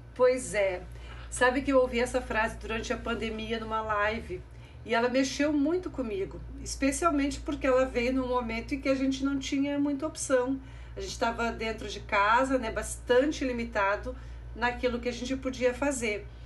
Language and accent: Portuguese; Mato Grosso do Sul, Brazil; now in Rio Grande do Sul, Brazil; depois descemos pelo Mato Grosso do Sul, a minha terra natal